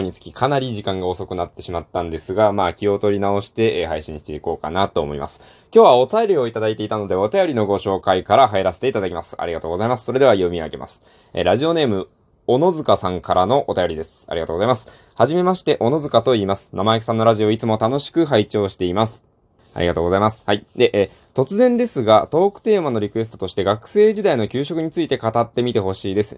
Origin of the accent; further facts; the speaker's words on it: Hiroshima, Japan; 僕、出身広島なんですけど